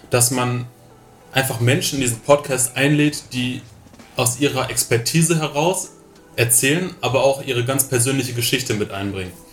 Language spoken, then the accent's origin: German; Schwerte, North Rhine-Westphalia, Germany; now in Oberammergau, Germany; komme gebürtig aus dem Ruhrgebiet, äh, komme aus Schwerte, das ist eine Kleinstadt neben Dortmund und bin jetzt vor kurzem nach Bayern gezogen, nach Oberammergau.